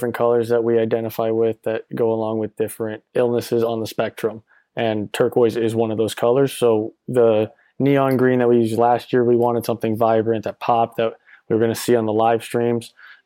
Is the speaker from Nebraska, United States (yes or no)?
no; Orlando, Florida, United States; I'm originally from Orlando, Florida